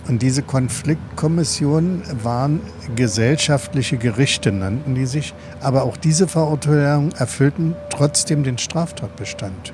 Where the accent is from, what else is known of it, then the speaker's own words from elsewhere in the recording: Berlin, Germany; Im Ostteil der Stadt bin ich ja groß geworden